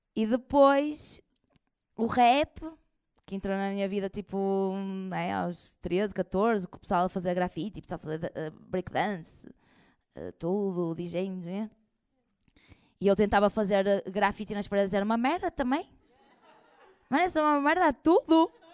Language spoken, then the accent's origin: Portuguese; Porto, Norte, Portugal; eu como sou do Porto